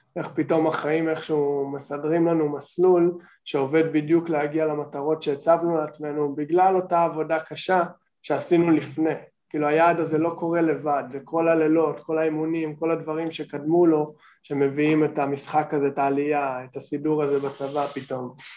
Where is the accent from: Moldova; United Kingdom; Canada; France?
Canada; moved away as an adult; now in Israel; אני מקנדה, אני הייתי בקנדה 14 שנה בתיכון ובקולג'ים